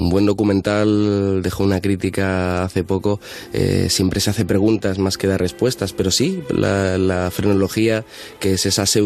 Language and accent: Spanish; Madrid, Community of Madrid, Spain; Yo soy de Carabanchel